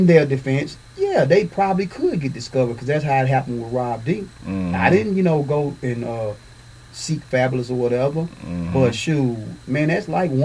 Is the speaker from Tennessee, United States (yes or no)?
yes; Nashville, Tennessee, United States; I'm from Nashville, Tennessee.